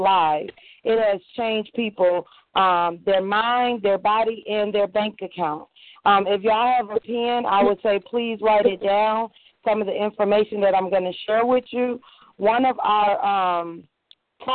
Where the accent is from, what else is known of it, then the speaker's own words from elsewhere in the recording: Minnesota, United States; moved away as an adult; also born or lived in Chicago, Illinois; now in Georgia, United States; I'm from Chicago, Illinois. I was raised in Minnesota. I moved to Georgia in 2008.